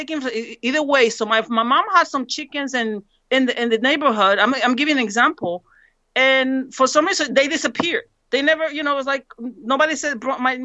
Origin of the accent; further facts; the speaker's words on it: San Pedro Sula, Cortés, Honduras; now in United States; I'm from San Pedro Sula. That's where the caravan came from.